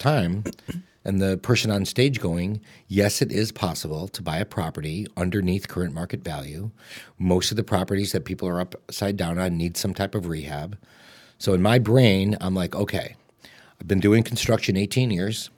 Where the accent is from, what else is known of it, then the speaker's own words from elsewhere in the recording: Streamwood, Illinois, United States; also born or lived in Oak Park, Illinois; I grew up in Streamwood in a three-bedroom, one-bathroom house